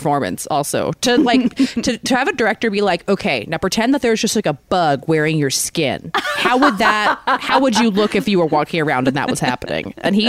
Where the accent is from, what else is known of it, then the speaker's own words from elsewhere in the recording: Maryland, United States; moved away; when I go home to Maryland, it's the same thing of just lush greenery.